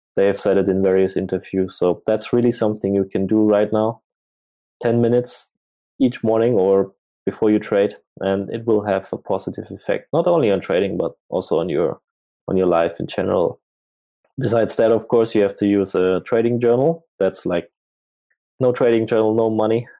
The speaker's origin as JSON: {"language": "English", "country": "Germany", "also_born_or_lived": "Asia", "moved": "as an adult", "said": "I'm from Germany"}